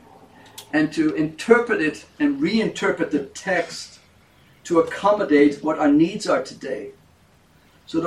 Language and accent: English; Netherlands; moved away; I was born in Europe, in Holland